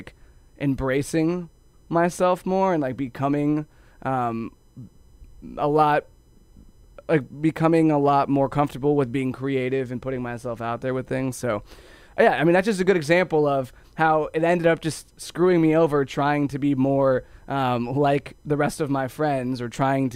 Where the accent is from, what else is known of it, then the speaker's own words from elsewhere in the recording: Ohio, United States; I grew up in Ohio